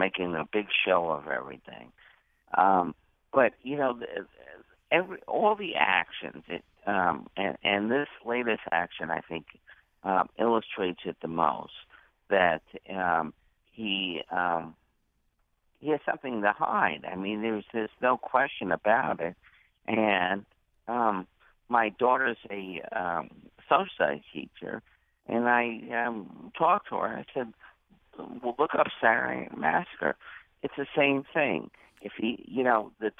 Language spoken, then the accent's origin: English; Long Island, New York, United States; also born or lived in Queens, New York / Connecticut; now in Wallingford, United States; I've been living in Connecticut 30 years, but I grew up on Long Island. I actually was born in Queens